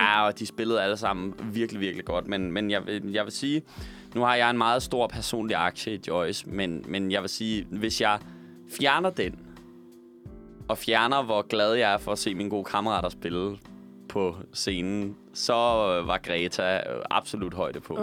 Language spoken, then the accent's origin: Danish; Roskilde, Zealand, Denmark; jeg kommer fra Roskilde